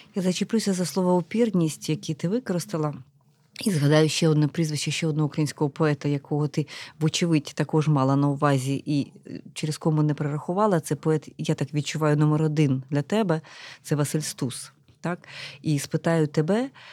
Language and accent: Ukrainian; Kamianets-Podilskyi, Khmelnytskyi Oblast, Ukraine; now in Kyiv, Ukraine; Я теж людина з Поділля, я родом з Кам'янця-Подільського